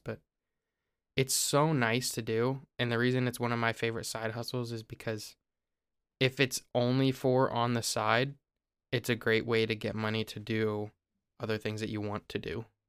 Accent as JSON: {"language": "English", "region": "Ohio", "country": "United States", "said": "I live in Ohio"}